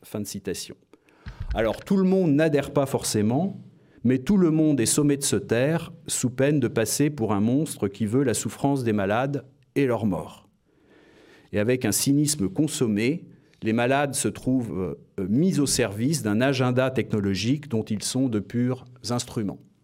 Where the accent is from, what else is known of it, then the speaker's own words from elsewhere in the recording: France; je suis français et que je me suis beaucoup consacré aux mathématiques